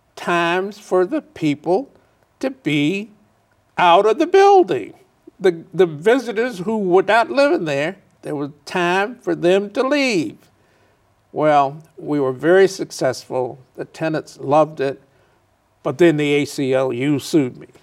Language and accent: English; Chicago, Illinois, United States; also born or lived in Mississippi; growing up in Chicago